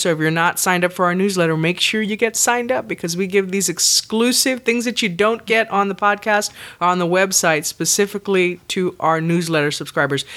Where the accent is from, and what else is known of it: Texas, United States; born or raised there